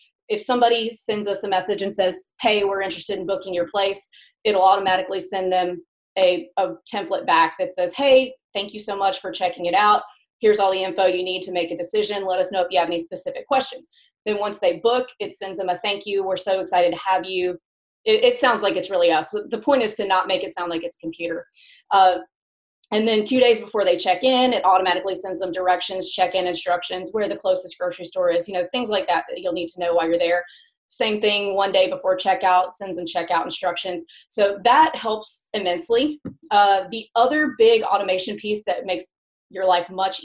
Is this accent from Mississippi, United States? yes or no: yes; Mississippi, United States; also born or lived in New York City; now in Nashville, United States; I grew up in the Southeast in Mississippi